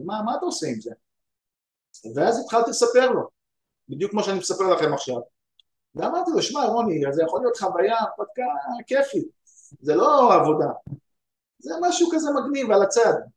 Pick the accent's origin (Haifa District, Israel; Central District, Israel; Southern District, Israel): Central District, Israel; Ramla; now in United States; אני גדלתי ברמלה